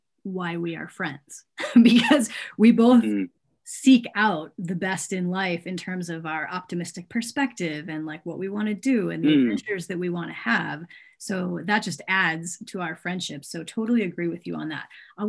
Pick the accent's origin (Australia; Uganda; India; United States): Australia; accent: Australian; It's based on an acronym called HERB, H-E-R-B, or actually HERB if I'm speaking Australian.